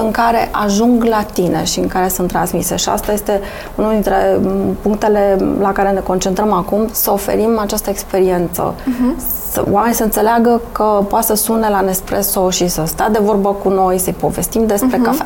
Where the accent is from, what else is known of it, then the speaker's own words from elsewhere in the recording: Romania; suntem români